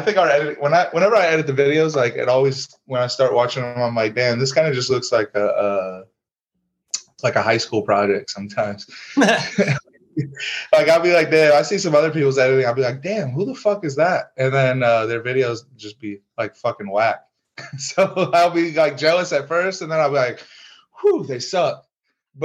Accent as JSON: {"language": "English", "town": "Fremont", "region": "Ohio", "country": "United States", "tie": "born or raised there", "said": "We're a couple of small town kids. Our town, we're from Fremont, Ohio"}